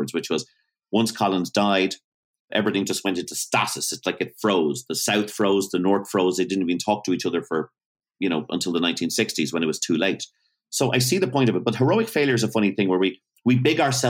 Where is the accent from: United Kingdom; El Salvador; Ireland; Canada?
Ireland; Greystones, Leinster; moved away; I grew up in Greystones for 5 years